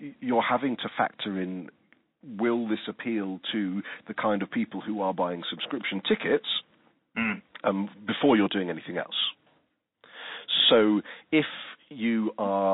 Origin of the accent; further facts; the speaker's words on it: England, United Kingdom; now in Australia; although I'm Australian, I come from England